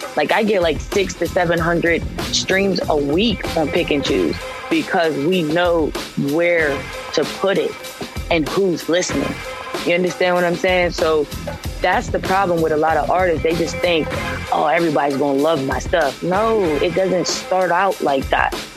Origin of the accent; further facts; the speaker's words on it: Pittsburgh, Pennsylvania, United States; I'm from Pittsburgh